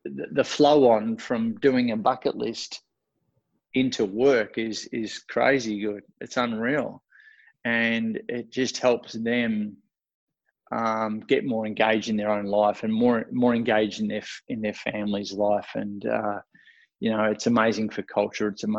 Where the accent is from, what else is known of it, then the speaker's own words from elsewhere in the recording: Australia; accent: Australian; my Australian accent